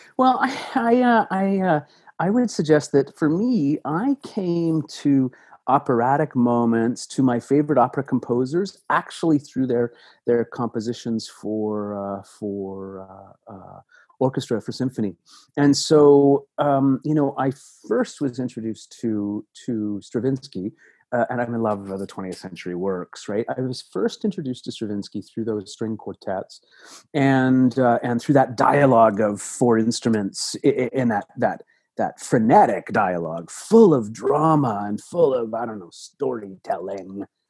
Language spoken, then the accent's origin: English; Toronto, Ontario, Canada; I grew up in Toronto